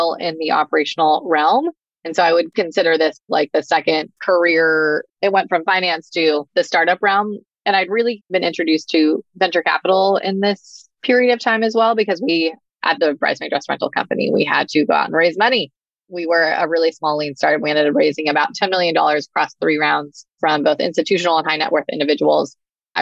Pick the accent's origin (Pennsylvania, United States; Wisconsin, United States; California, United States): California, United States; Santa Barbara; I am born and bred in Southern California, grew up in a utopian place called Santa Barbara.